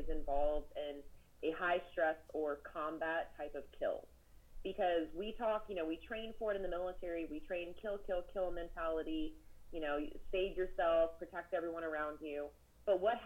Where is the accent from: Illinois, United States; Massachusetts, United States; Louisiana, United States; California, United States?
California, United States; San Diego; now in Alabama, United States; I'm actually from San Diego